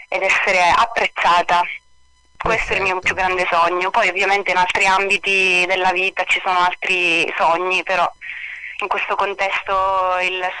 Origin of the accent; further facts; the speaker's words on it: Castellana Sicula, Sicily, Italy; Io sono della provincia di Palermo, un paesino che si chiama Castellana Sicula ed è ah. sulle catene montuose praticamente delle Madonie, Madonie, in Sicilia.